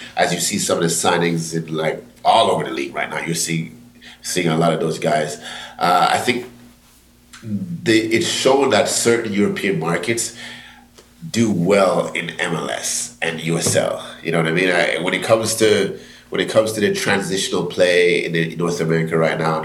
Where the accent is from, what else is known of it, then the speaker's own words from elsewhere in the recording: Jamaica; I'm Jamaican